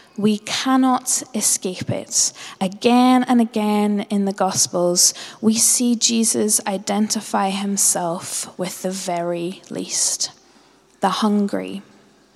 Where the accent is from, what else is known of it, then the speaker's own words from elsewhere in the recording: Northern Ireland, United Kingdom; I grew up as a Northern Irish Presbyterian